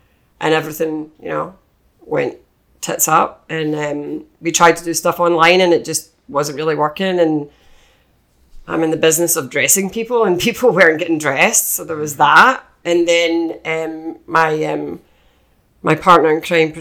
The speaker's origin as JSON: {"language": "English", "region": "Scotland", "country": "United Kingdom", "also_born_or_lived": "London / Ireland", "accent": "Scottish", "moved": "as an adult", "lives_now": "United States"}